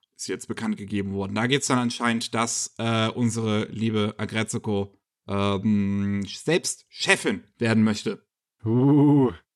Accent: Germany; bei uns in Deutschland

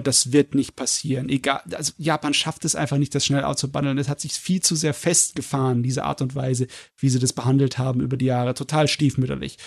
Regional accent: Germany; bei uns in Deutschland

